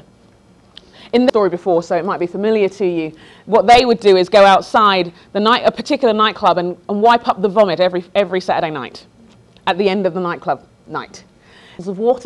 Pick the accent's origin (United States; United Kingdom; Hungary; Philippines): United Kingdom; London; moved away as an adult; also born or lived in Sheffield; I grew up in London, went to Sheffield for college